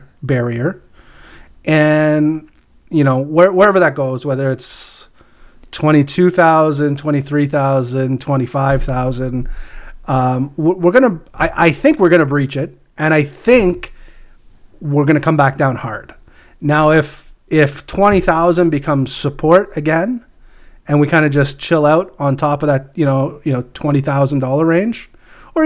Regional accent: Canada

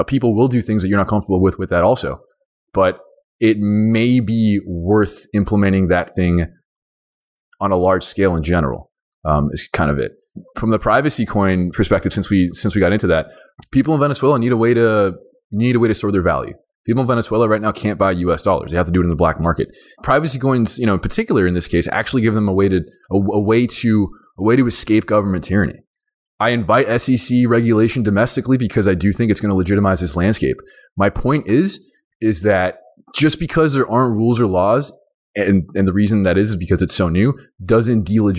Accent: Iran; born there; I mean, I was born in Iran and I go there back and forth because my grandma lives there.

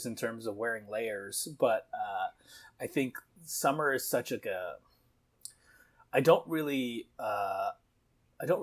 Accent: Canada; I'm from Canada. And so, you know, the summertime in Canada is very, like, social.

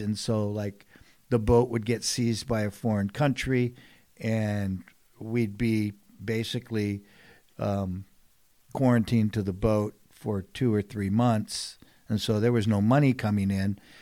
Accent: San Diego, California, United States; born and raised here in San Diego

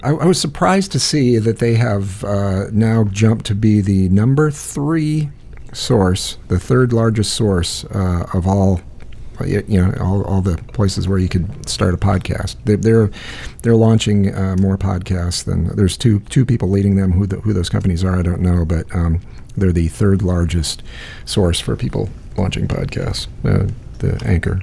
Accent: Iowa, United States; I grew up in Iowa

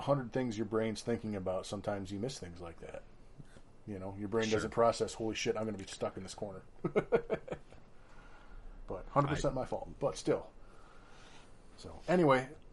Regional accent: Minnesota, United States; We're from Minnesota

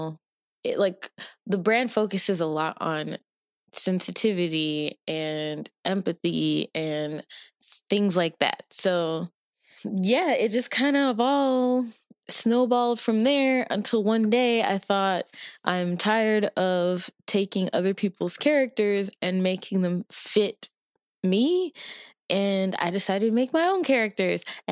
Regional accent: Nigeria; I am Nigerian

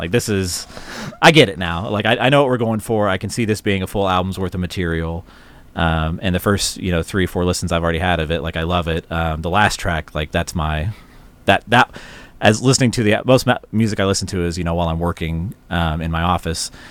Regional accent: the South, United States; growing up in the South at the time

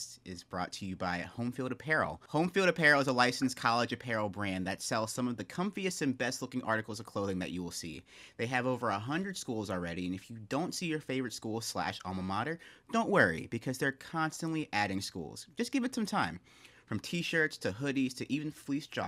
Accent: Raleigh, North Carolina, United States; moved away as an adult; I grew up in Raleigh

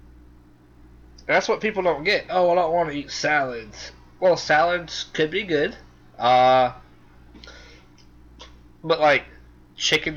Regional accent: South Carolina, United States; I'm from South Carolina

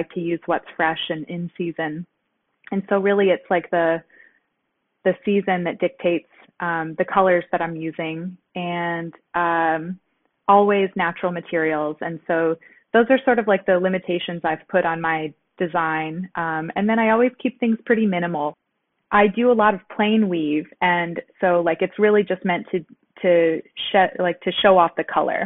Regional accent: suburbs of Detroit, Michigan, United States; now in Detroit, United States; I am not originally from Detroit. I grew up in the suburbs of the city.

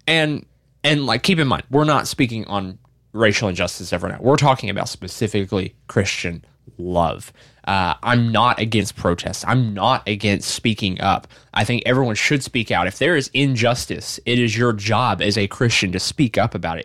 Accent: Arkansas, United States; I'm from Arkansas. I'm not from New York.

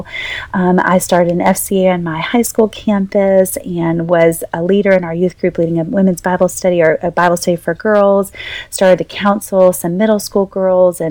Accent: North Carolina, United States; born or raised there; moved away as an adult; also born or lived in Boca Raton, Florida, United States; now in New Orleans, United States

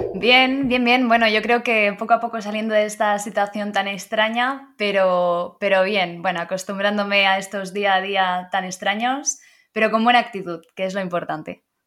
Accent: Blanes, Catalonia, Spain; moved away as an adult; now in Madrid, Spain; Nací en Blanes, es un pueblo de costa que está en Girona, así que soy catalana

